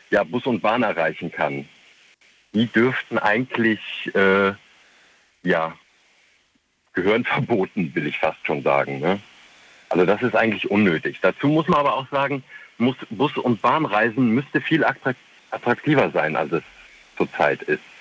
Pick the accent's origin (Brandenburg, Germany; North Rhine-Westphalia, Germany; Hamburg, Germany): North Rhine-Westphalia, Germany; Windeck; Hi, ich komme aus Windeck.